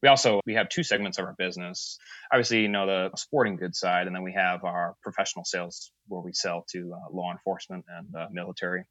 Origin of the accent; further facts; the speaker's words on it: Springfield, Massachusetts, United States; also born or lived in North Carolina; I'm from just outside of Springfield, Mass